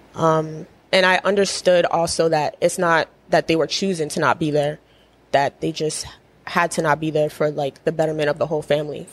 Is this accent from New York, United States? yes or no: no; Edgewood, Maryland, United States; I grew up in Edgewood, Maryland.